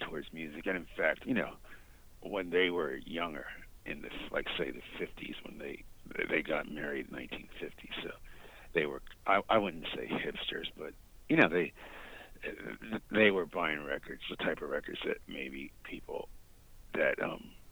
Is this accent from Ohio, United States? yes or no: no; Delaware, United States; my home state of Delaware